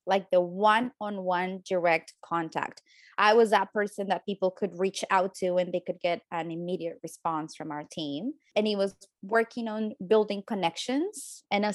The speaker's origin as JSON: {"language": "English", "country": "Colombia", "moved": "as an adult", "lives_now": "Toronto, Canada", "said": "I am from Colombia"}